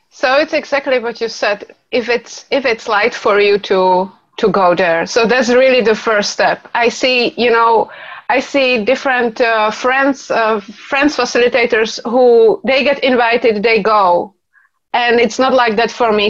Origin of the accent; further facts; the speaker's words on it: Czechia; I come from Czech Republic